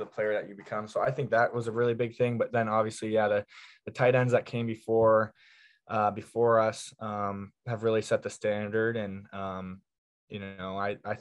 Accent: Columbus, Ohio, United States; moved away as an adult; now in Iowa, United States; I grew up in Columbus

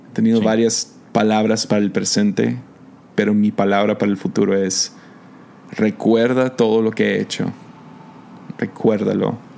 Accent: United States; now in Mazatlán, Mexico; Estamos mexicano viviendo en Estados Unidos, yo soy gringo

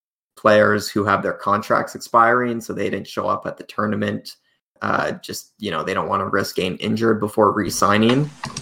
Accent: Canada; I am Canadian

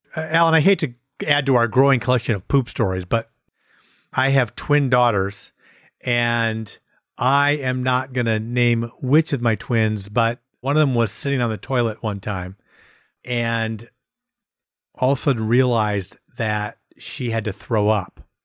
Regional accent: Wisconsin, United States; we're from Wisconsin

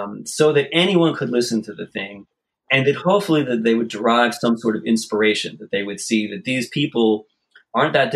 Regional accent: Philadelphia, Pennsylvania, United States; I'm from Philadelphia

